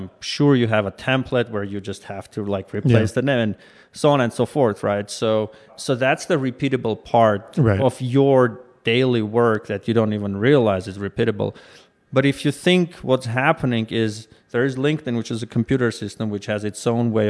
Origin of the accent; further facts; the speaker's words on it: Armenia; moved away as an adult; now in United States; Well, I was born and raised mostly in Armenia, started my career in science, moved to Silicon Valley about 10 years ago